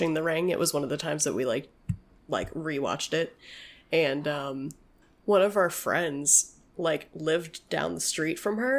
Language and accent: English; New Mexico, United States; I was born in New Mexico